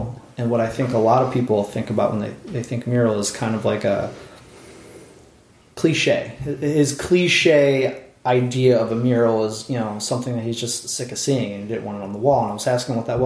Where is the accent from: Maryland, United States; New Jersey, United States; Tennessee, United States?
New Jersey, United States; also born or lived in Philadelphia; From South Jersey